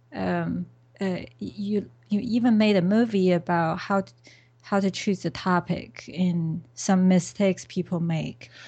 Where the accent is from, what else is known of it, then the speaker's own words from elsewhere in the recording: China; moved away; I came from China originally